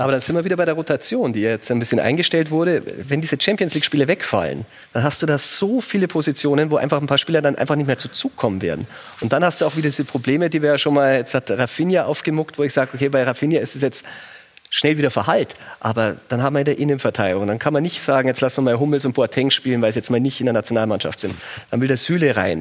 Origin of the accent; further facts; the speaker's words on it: Germany; als Deutscher